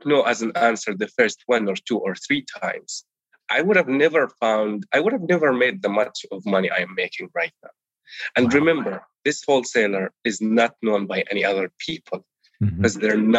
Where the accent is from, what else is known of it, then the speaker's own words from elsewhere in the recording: Palestine; first language Arabic; English is a second language; moved away as an adult; now in United States; I was born and raised in Palestine